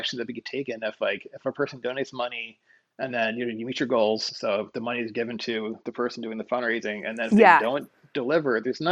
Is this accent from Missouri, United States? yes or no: yes; Hannibal, Missouri, United States; moved away; I was from Hannibal, Missouri, this little town of 20,000 people